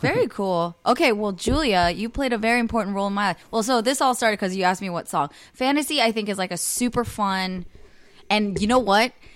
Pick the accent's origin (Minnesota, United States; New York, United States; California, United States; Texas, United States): California, United States; Bay Area; growing up in the Bay Area my whole life